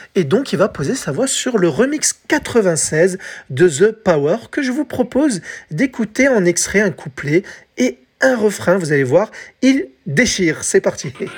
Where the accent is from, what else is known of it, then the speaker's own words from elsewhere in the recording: France; chez nous, en France